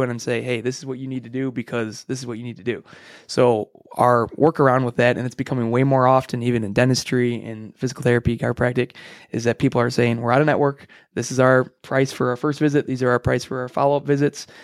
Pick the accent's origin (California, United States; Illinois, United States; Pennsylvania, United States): Illinois, United States; Frankfort; I grew up in Frankfort, Illinois, so right here in the hometown.